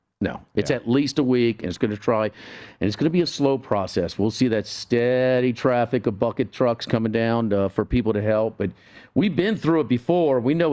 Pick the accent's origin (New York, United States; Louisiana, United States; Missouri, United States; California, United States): Louisiana, United States; New Orleans; now in Baton Rouge, United States; I grew up in New Orleans and I live in Baton Rouge. I've been in South Louisiana my whole life